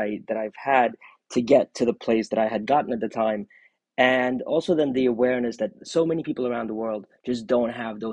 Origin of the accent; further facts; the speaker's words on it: New York City, New York, United States; also born or lived in Soviet Union; I was born in the Soviet Union, and when I was a child, my family emigrated to the U.S. and we arrived as refugees. And I grew up in Brooklyn, New York